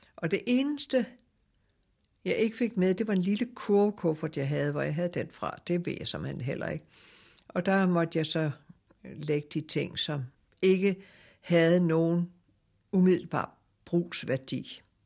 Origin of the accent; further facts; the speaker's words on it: Denmark; moved away; also born or lived in Java; jeg var jo dansker